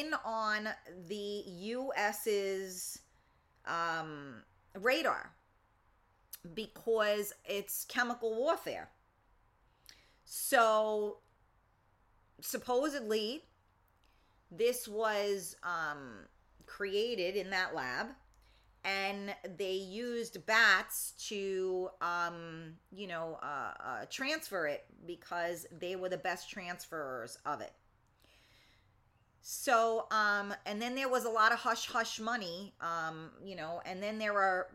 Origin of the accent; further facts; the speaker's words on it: New York City, New York, United States; I was from the Bronx